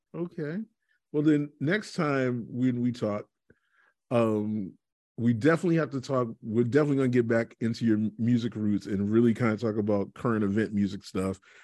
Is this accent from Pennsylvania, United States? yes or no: no; Boston, Massachusetts, United States; I grew up in Dorchester, which is actually the best part of the city